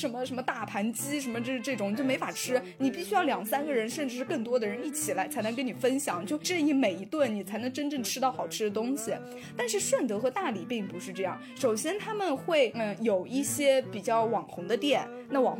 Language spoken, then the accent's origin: Chinese; Thailand; Chinese is a second language; 你知道我们的老家泰国最近不是因为要重新迎回它的那个旅游的高峰嘛？